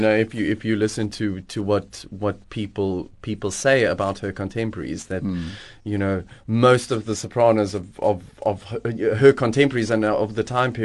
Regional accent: Johannesburg, Gauteng, South Africa; now in Cape Town, South Africa; I grew up in Johannesburg

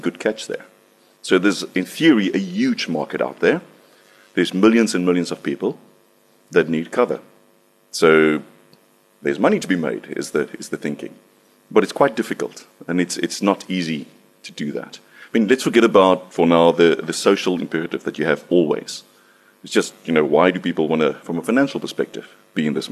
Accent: South Africa; I'm from South Africa

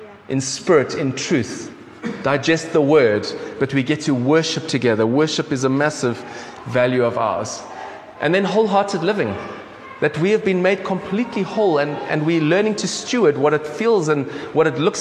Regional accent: South Africa; accent: South African; I've grown up as a South African

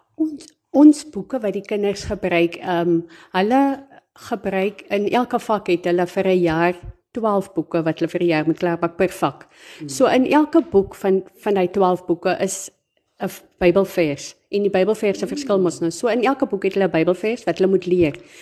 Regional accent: South Africa; moved away as an adult; now in Springbok, South Africa; ek is oorspronklik van Pernalis, maar ek bly die afgelope paar jaar hier in Springbok

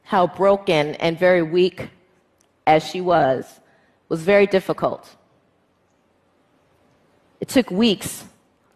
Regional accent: United States; Me as an American female lawyer

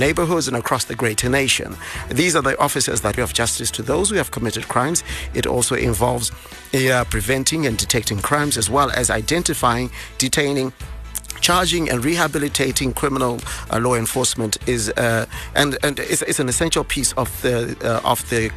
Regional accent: Bulawayo, Zimbabwe; my hometown, Bulawayo

